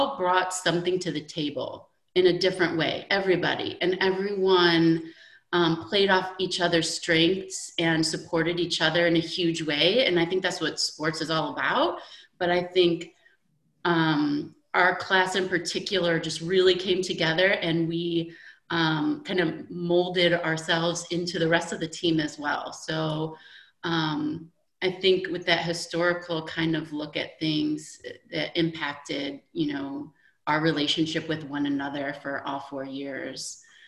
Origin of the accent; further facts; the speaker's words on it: Midwest, United States; we're basically all from the Midwest, most of us, I would say.